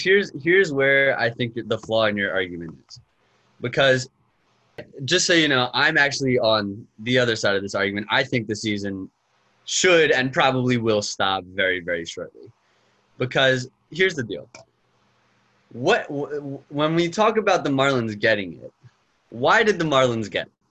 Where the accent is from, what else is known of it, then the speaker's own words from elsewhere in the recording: Cheltenham, Pennsylvania, United States; moved away as an adult; I'm from Cheltenham, Pennsylvania. Went to Cheltenham High School